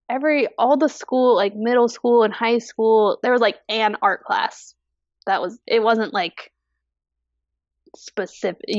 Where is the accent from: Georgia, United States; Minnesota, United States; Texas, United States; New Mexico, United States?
Georgia, United States; also born or lived in Washington; so I I was an army kid growing up, so I was actually born in Washington state. Okay. But but I lived in Georgia from middle school through co